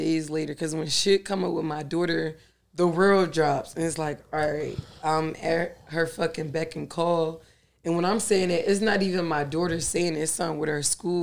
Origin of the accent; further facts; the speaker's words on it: Philadelphia, Pennsylvania, United States; I'm just a regular John, you know, from South Philly